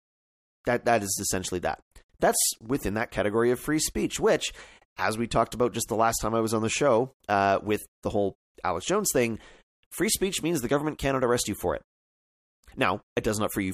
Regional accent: Canada; I'm a Canadian, I can't vote in the American elections

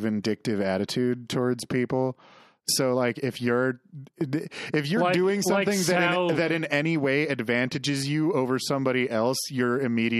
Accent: Canada; as a Canadian

